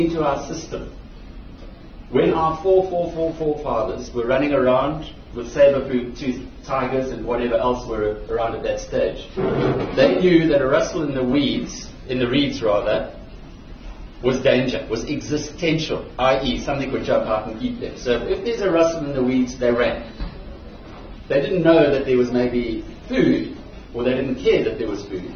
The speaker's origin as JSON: {"language": "English", "town": "Newcastle", "region": "KwaZulu-Natal", "country": "South Africa", "tie": "born or raised there", "said": "I grew up in Newcastle"}